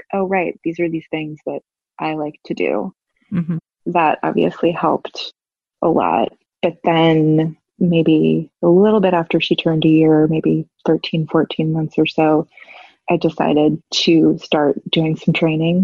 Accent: New York City, New York, United States; moved away as an adult; now in Savannah, United States; I'm from New York City, and I've lived there most of my life, and we moved to Savannah, Georgia

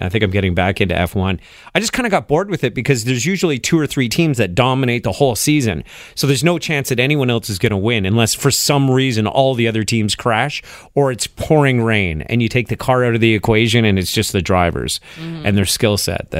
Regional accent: Montreal, Quebec, Canada; I grew up in Montreal

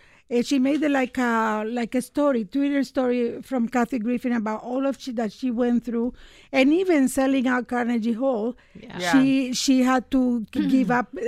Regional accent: Nicaragua; now in Canada; I started out as a refugee and now I am in Canadian show business. I said, the government of Nicaragua will never be able to find me.

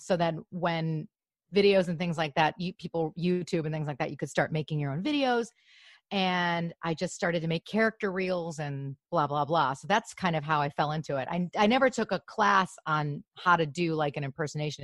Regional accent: Grosse Pointe, Michigan, United States; also born or lived in Los Angeles; now in Glendale, United States; I'm from Michigan

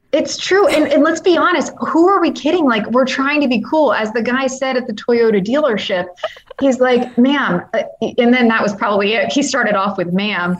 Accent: United States; being an American

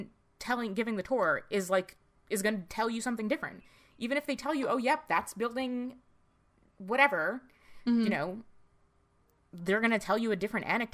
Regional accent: United States; I grew up in right outside of New York City

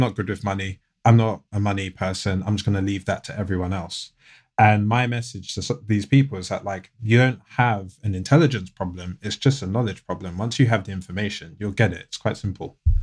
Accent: United Kingdom; born or raised there; accent: British; also born or lived in United States

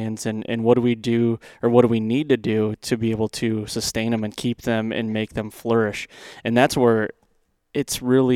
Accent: central Michigan, United States; I grew up in Michigan as well, central Michigan

